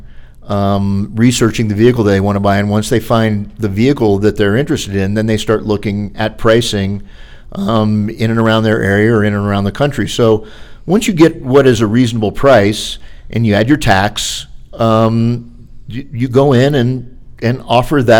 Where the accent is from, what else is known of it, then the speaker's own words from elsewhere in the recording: Florida, United States; I'm from Florida